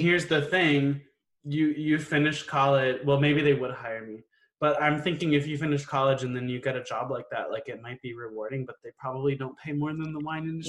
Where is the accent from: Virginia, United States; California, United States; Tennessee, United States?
Virginia, United States; Like I grew up in Northern Virginia, so I feel like growing up in the DC area, there's a lot of people who move to the area